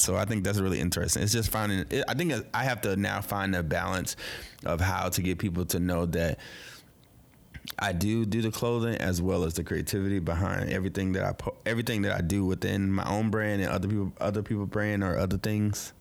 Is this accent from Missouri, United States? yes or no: yes; St. Louis, Missouri, United States; now in Brooklyn, United States; I'm originally from Saint Louis, but I live in B K